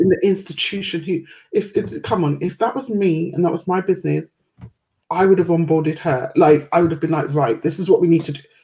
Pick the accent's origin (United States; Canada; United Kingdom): United Kingdom; I've always been quite proud to be British.